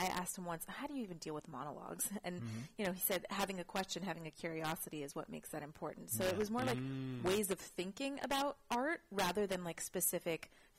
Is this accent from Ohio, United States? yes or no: no; Bay Area, California, United States; I grew up in the Bay Area.